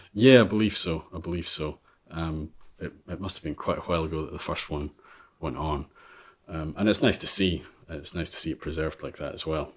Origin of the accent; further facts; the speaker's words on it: Ulva, Scotland, United Kingdom; moved away as an adult; also born or lived in Vale of Leven; now in Isle of Mull, United Kingdom; I grew up on Alva